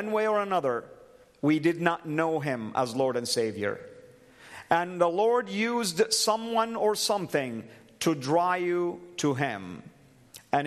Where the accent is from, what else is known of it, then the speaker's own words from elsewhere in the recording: Saudi Arabia; moved away; I am a former Muslim, born and raised in Saudi Arabia, the heartland of Islam.